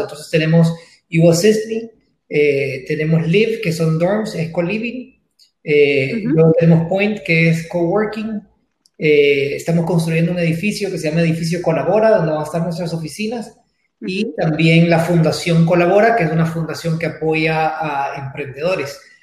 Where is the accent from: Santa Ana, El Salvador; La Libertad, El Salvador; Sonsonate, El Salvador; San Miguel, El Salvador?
Santa Ana, El Salvador; moved away as an adult; now in San Salvador, El Salvador; Yo soy originalmente de Santa Ana eh, y me, vine a San Salvador a estudiar